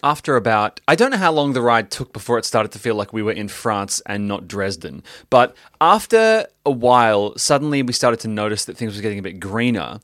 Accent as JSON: {"language": "English", "town": "Melbourne", "region": "Victoria", "country": "Australia"}